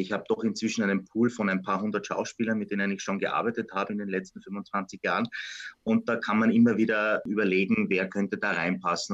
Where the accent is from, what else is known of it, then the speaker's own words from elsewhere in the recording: Vienna, Austria; mich als Wiener